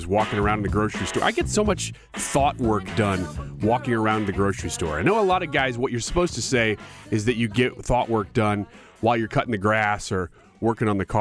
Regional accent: United States; as an American

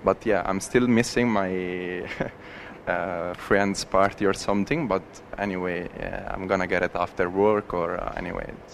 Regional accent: Veroli, Lazio, Italy; moved away; I'm from Veroli, which is a place uh, close to Rome uh, just one hour away from Rome. Um, I raised up in the city

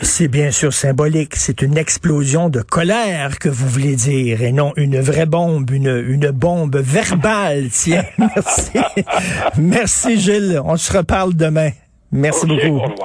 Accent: Quebec, Canada; au Québec, chez nous, au Québec

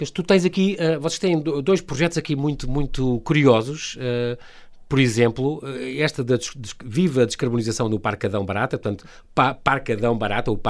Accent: Lisbon, Portugal; e eu sou de Lisboa, imagina

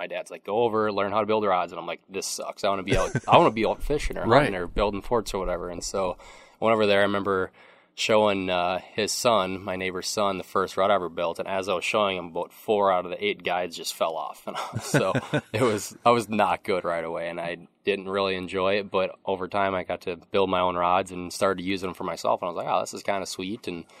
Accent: Osceola, United States; I grew up in Osceola.

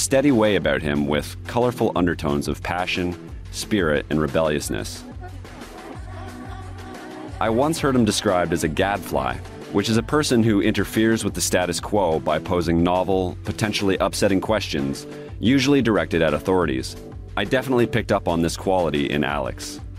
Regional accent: Alderville First Nation, Ontario, Canada; I'm from Alderville, one of seven First Nations included in the Williams Treaties.

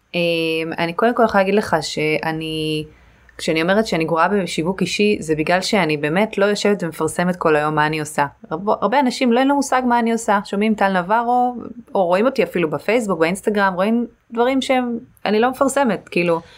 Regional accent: the Krayot, Haifa District, Israel; also born or lived in Caribbean; now in Tel Aviv, Israel; גדלתי בקריות

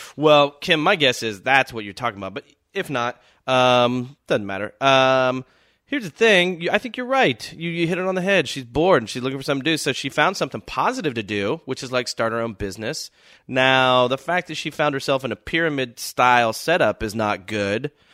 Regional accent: Dallas, Texas, United States; moved away; also born or lived in Austin; I grew up in Texas, Southern dude.

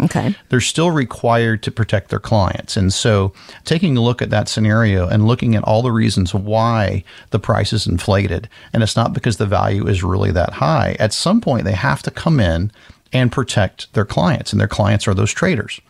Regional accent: Florida, United States; I grew up in Florida

